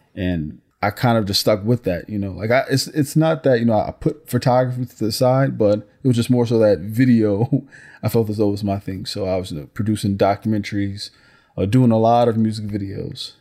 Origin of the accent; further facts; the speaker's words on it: Newark, New Jersey, United States; even as a youth growing up in Newark